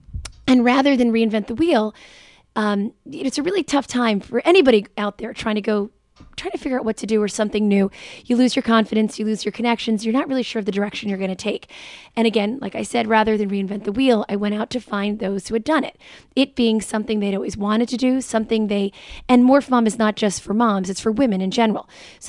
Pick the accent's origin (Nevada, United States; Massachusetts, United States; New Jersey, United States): New Jersey, United States; Jersey City; as well as in my hometown, Jersey City, Hudson mm-hmm. County